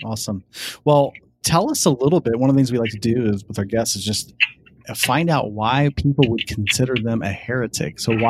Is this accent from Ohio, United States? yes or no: yes; Columbus, Ohio, United States; I'm from Central Ohio, which is Columbus.